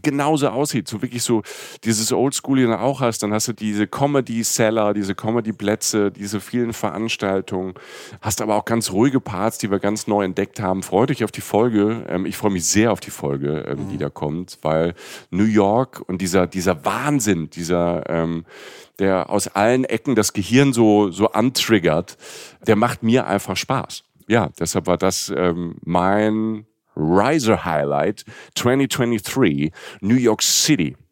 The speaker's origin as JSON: {"language": "German", "region": "Rhineland-Palatinate", "country": "Germany", "tie": "born or raised there", "said": "wenn du aus, vom Dorf kommst, irgendwie aus Südwestdeutschland, ähm, und wir hatten, ich komme aus der Pfalz"}